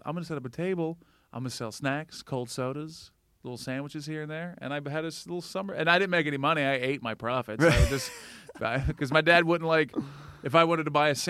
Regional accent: Atlanta, Georgia, United States; moved away as an adult; also born or lived in Valdosta, Georgia / Florida; now in New York, United States; I moved from Atlanta.

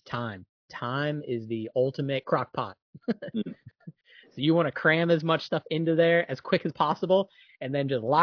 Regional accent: Jacksonville, Florida, United States; my hometown is Jacksonville, Florida

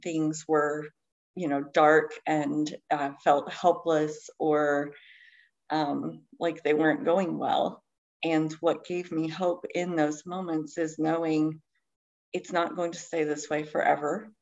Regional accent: Eastern Kentucky, United States; I grew up in Eastern Kentucky. I live in Kentucky uh, now, still in Appalachia.

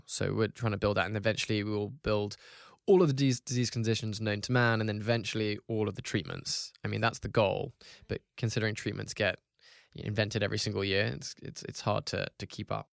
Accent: Hong Kong; I grew up in Hong Kong

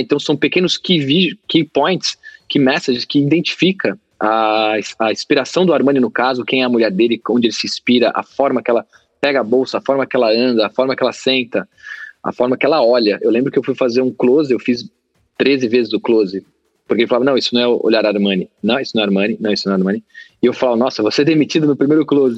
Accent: Brazil; a gente é brasileiro

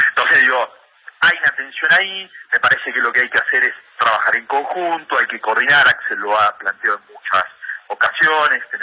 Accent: Lomas de Zamora, Buenos Aires Province, Argentina; yo eh, vengo de Loma de Zamora, eh, muchos años compartidos ahí

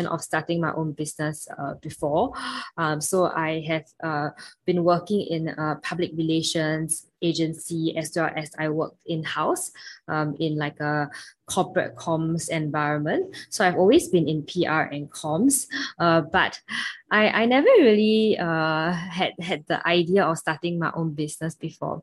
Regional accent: Singapore; from Singapore

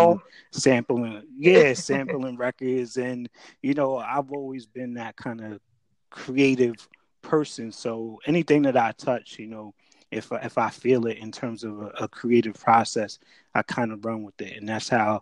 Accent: Jersey City, New Jersey, United States; also born or lived in Piscataway, New Jersey; I'm from Jersey. I grew up in Jersey City.

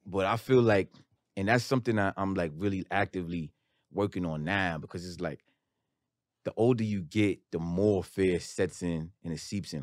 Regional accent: New York City, New York, United States; I'm from Queens

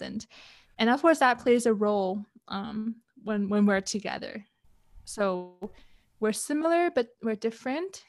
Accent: Canada; moved away as an adult; also born or lived in Hong Kong / Europe; now in Kuala Lumpur, Malaysia; moved to Canada when I was around seven years old, grew up into, I guess, the young adult that I am

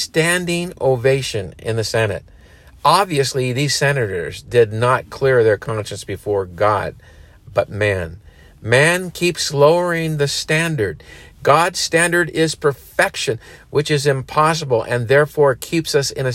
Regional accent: United States; we as Americans

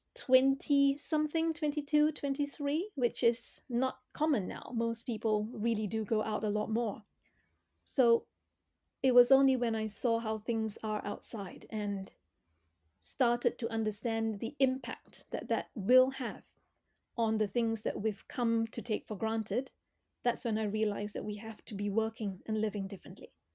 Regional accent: Malaysia; moved away; I grew up in Malaysia.

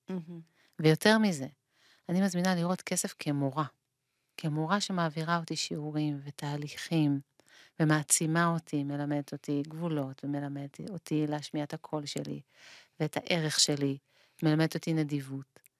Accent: Israel; כך לפחות בקיבוץ שלי

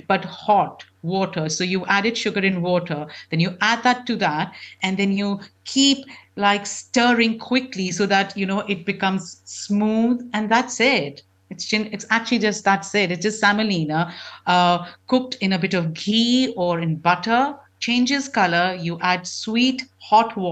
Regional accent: Delhi, India; moved away; when I grew up in Delhi, it was just, we used to just go down to those markets

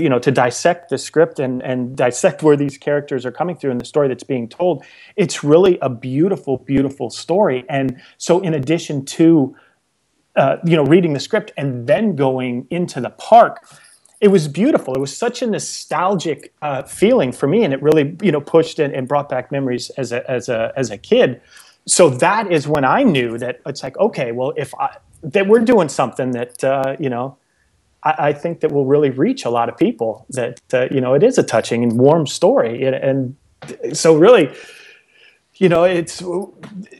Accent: right outside of Anaheim, California, United States; I grew up in California and right outside of Anaheim

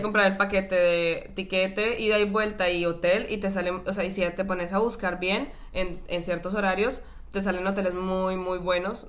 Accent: Cali, Valle del Cauca, Colombia; moved away; Cali es una ciudad, bueno, donde yo nací

